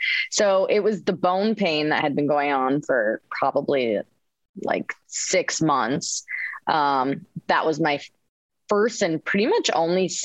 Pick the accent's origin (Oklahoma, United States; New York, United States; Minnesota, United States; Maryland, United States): Minnesota, United States; Spicer; moved away as an adult; also born or lived in Orlando, Florida; born and raised in Spicer, Minnesota